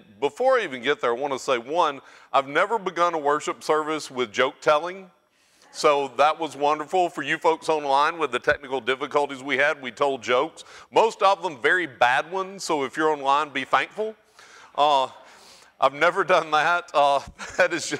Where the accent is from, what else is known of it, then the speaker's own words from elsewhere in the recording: Oneonta, Alabama, United States; accent: North Alabama; moved away; And growing up in North Alabama, in my little town, I will tell you, it's Oneonta